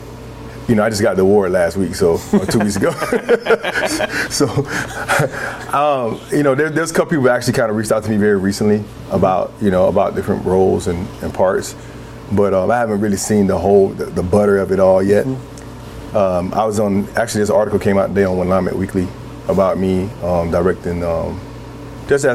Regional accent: Atlanta, Georgia, United States; now in Portland, United States; Because I grew up down South, mm-hmm. I grew up in Atlanta

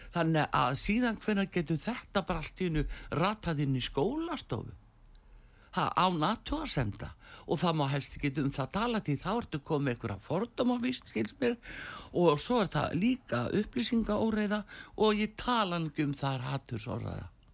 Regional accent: Iceland; við erum með Íslendingar

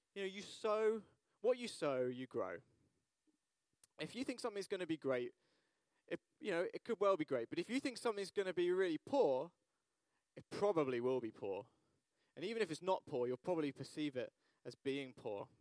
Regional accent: United Kingdom; we're British

